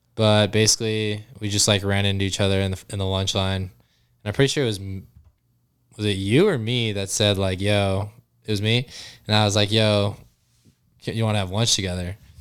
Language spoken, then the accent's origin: English; Yuma, Arizona, United States; So, Cam and I grew up in Yuma